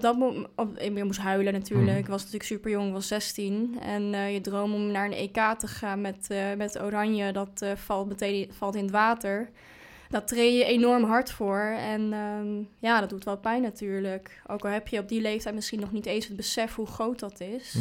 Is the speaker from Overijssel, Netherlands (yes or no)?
yes; Hengelo, Overijssel, Netherlands; bij HV Hengelo, dus in, waar ik vandaan kom